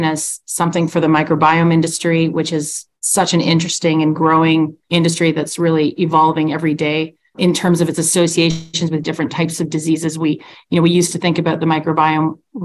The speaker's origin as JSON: {"language": "English", "region": "Ontario near Toronto", "country": "Canada", "moved": "yes", "lives_now": "Calgary, Canada", "said": "I'm a transplant. I'm actually from Ontario near Toronto."}